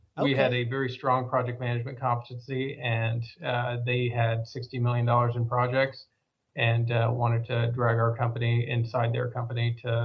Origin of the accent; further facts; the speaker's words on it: Oklahoma, United States; now in Dallas, United States; I've been here for over 41 years, so I think I'm fully transplanted from Oklahoma.